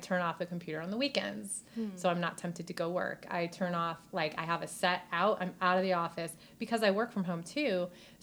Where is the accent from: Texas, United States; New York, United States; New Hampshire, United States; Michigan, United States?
New York, United States; accent: New York; moved away as an adult; also born or lived in Hollywood; my New York accent